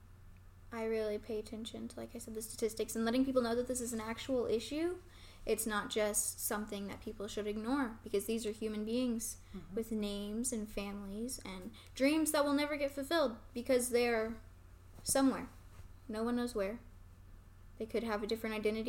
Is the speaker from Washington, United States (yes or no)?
no; Lawton, Oklahoma, United States; I grew up in Lawton